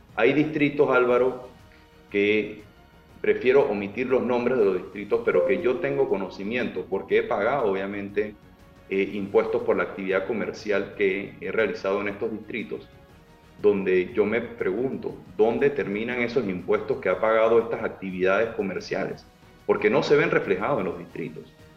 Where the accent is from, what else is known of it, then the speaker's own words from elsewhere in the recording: Panama; como panameños